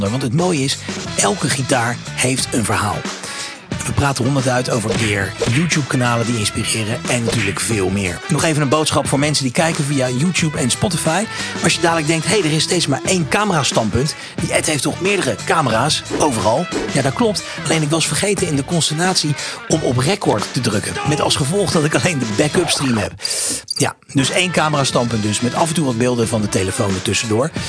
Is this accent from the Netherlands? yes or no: no; Brasschaat, Flanders, Belgium; Ik kom uit Brasschaat. Dat is een eh, gemeente vlak boven